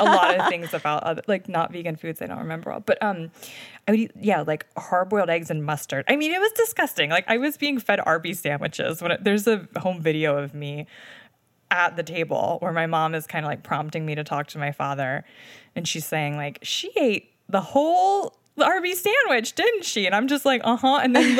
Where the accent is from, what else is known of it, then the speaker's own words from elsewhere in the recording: Delmarva Peninsula, United States; Yeah, so I grew up on the Delmarva Peninsula around a lot of chicken farms.